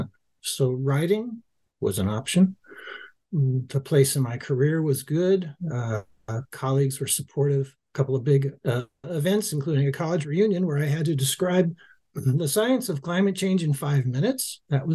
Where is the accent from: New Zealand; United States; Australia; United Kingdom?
United States; Los Angeles, California; I grew up in Los Angeles